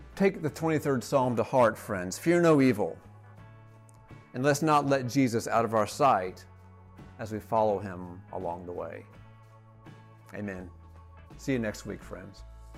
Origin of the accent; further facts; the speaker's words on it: Atlanta, Georgia, United States; also born or lived in Rome, Georgia; return to Atlanta, my hometown, with my family